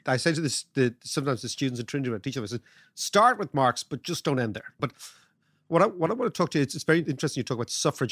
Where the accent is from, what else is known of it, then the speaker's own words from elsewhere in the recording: Ireland; As an Irish person